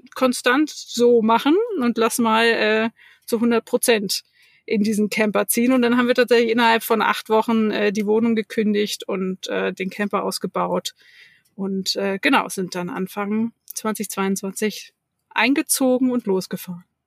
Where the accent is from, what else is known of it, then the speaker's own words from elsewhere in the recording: Hamburg, Germany; moved away; ich komme aus Hamburg